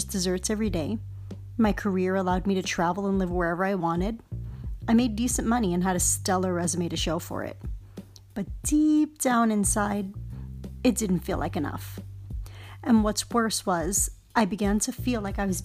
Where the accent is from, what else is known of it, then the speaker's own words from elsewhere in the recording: New York City, New York, United States; as a child growing up in Harlem